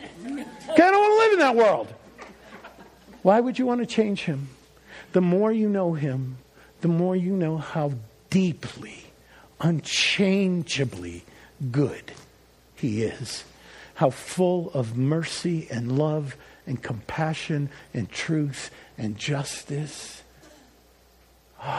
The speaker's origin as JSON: {"language": "English", "region": "Northeast", "country": "United States", "also_born_or_lived": "New Orleans", "moved": "yes", "said": "I was a transplant from the Northeast. Maybe you picked that up in my language."}